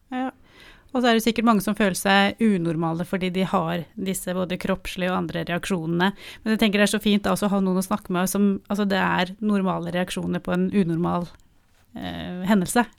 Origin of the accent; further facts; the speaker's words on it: Oslo, Norway; jeg er fra Oslo